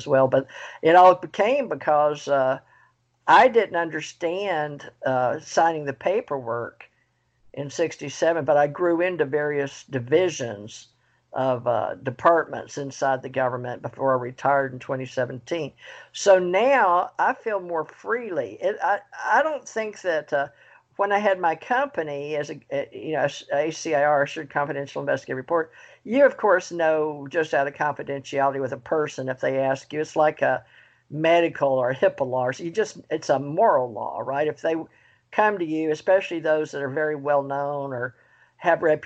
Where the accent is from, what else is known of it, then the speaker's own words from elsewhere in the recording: Monroe, Louisiana, United States; also born or lived in Houston, Texas / Kentucky; now in Florida, United States; I was raised in the South and spiritual and in Monroe